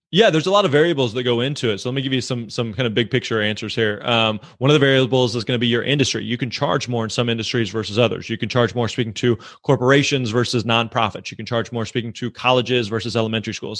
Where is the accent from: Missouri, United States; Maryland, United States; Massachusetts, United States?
Missouri, United States; I'm actually from Missouri, uh, and growing up, I was really involved with my local church